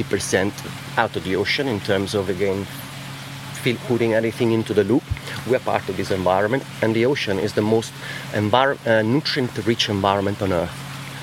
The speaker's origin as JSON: {"language": "English", "town": "Lake Como", "region": "Lombardy", "country": "Italy", "second_language": "English", "moved": "yes", "lives_now": "England", "said": "Lake Como."}